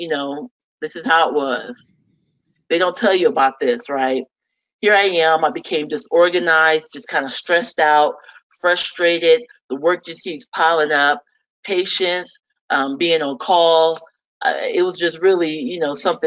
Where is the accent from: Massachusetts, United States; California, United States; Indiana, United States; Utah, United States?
Indiana, United States; Fort Wayne; I'm actually originally from the Midwest, Fort Wayne, Indiana